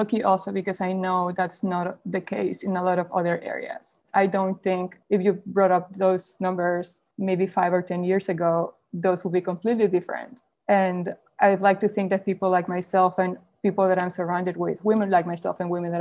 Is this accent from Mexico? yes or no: yes; Mexico; moved away; I was born and raised in Mexico